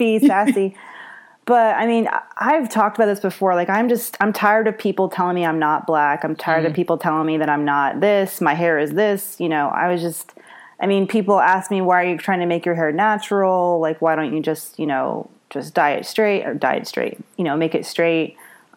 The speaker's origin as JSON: {"language": "English", "region": "the South", "country": "United States", "tie": "born or raised there", "said": "I grew up in the South"}